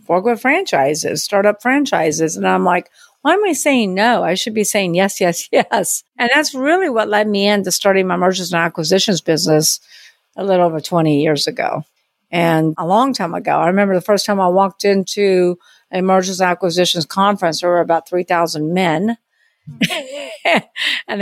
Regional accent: Long Beach, California, United States; now in New Orleans, United States; I'm from Long Beach, California, but I've been in New Orleans for many years. So that's where I live now.

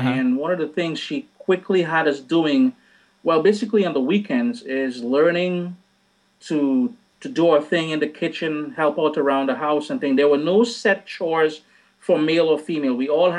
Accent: Trinidad & Tobago; now in Canada; Trinidad and Tobago, born and bred. And then I moved up to Canada about 21 years ago, I believe.

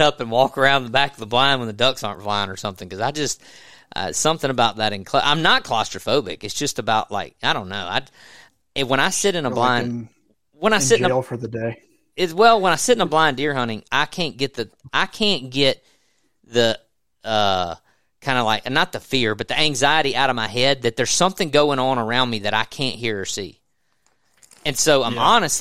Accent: the South, United States; I grew up in the South

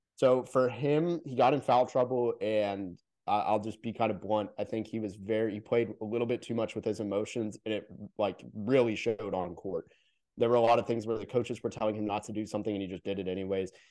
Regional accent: Orlando, Florida, United States; moved away; I'm from Orlando originally

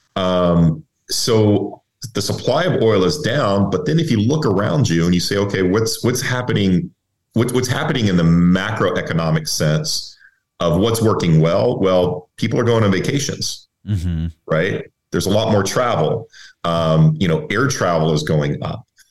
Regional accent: Texas, United States; I'm, I'm originally from Texas. So um, everybody, you know, you know, everybody's involved in the energy business where, where I grew up

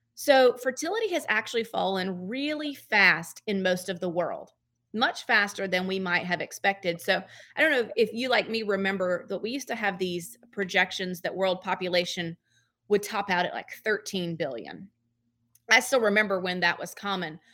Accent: Georgia, United States; moved away as an adult; now in Memphis, United States; I have not always lived in Memphis. I've been here since uh, 2008, but I'm from Georgia

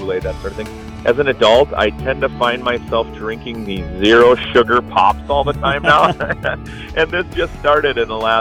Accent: northern Minnesota, United States; Grew up in northern Minnesota watching the Vikings.

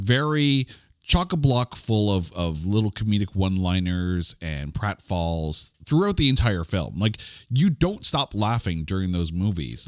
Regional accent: Canada; as a Canadian

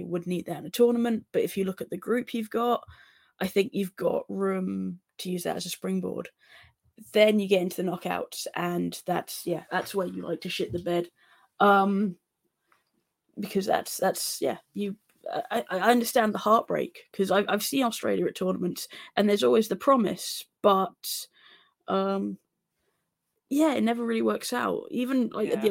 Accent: England, United Kingdom; I'm English

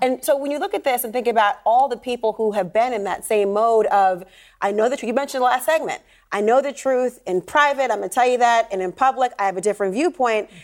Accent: Minnesota, United States; my home state of Minnesota

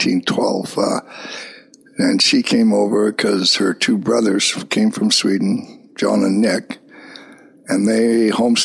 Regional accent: Kispiox Valley, British Columbia, Canada; also born or lived in Hazelton, British Columbia; In the Kispiox Valley. Actually in Hazleton, but raised in the Kispiox, but I was born in Hazleton Hospital

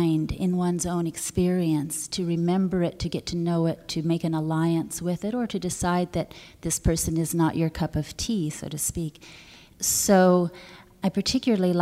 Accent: California, United States; I grew up in California in a wild place

